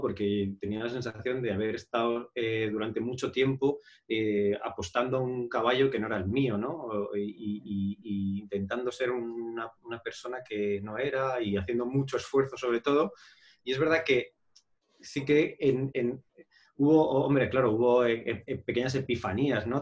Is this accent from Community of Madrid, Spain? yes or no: yes; Madrid, Community of Madrid, Spain; yo en realidad soy de Madrid